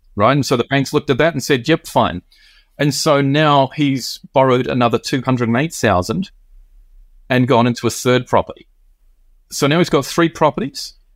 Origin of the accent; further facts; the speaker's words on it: New Zealand; now in Tokyo, Japan; I'm originally Kiwi.